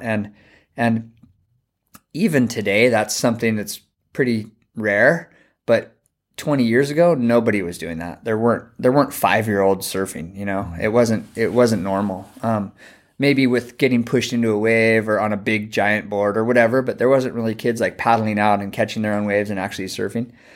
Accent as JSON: {"language": "English", "town": "Santa Barbara", "region": "California", "country": "United States", "tie": "born or raised there", "moved": "as an adult", "lives_now": "Hawaii, United States", "said": "I grew up in Santa Barbara"}